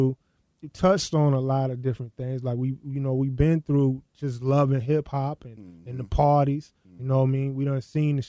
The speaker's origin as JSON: {"language": "English", "town": "Tallahassee", "region": "Florida", "country": "United States", "tie": "born or raised there", "also_born_or_lived": "Brooklyn", "moved": "yes", "said": "I grew up in Tallahassee, Florida"}